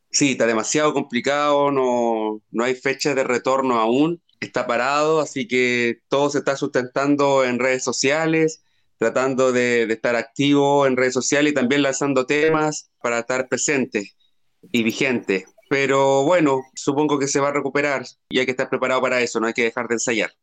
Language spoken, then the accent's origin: Spanish; Chile; moved away as an adult; also born or lived in Santiago, Chile; no soy de la capital de Chile, no soy de Santiago, soy de región